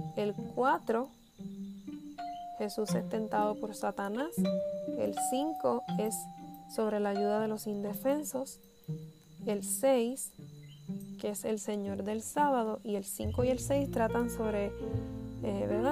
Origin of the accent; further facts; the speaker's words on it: Puerto Rico; Soy puertorriqueña